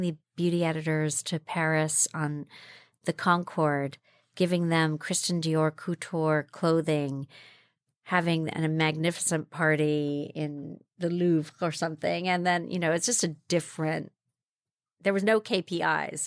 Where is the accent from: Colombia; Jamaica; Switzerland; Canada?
Jamaica; moved away; also born or lived in China; I grew up in Jamaica, West Indies. My parents are Cuban. I grew up in the Jamaican Blue Mountains